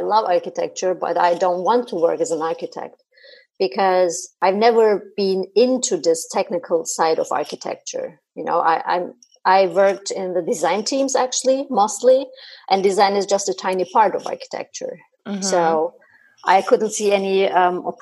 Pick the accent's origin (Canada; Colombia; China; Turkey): Turkey; Istanbul; moved away as an adult; now in Berlin, Germany; I'm originally from Istanbul, Turkey. I'm based in Berlin